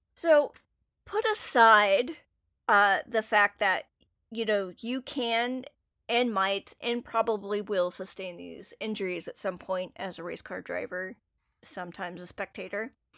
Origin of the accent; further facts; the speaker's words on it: North Carolina, United States; if you grow up in an area, you're gonna absorb part of the dominant culture that's there, and NASCAR and barbecue and A C C basketball is one of those things that I grew up around a lot.